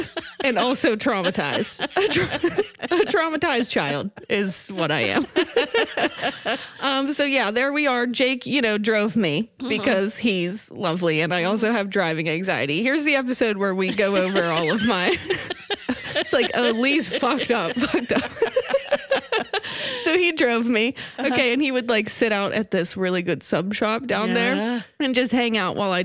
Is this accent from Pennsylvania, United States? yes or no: yes; Pittsburgh, Pennsylvania, United States; we're from Pittsburgh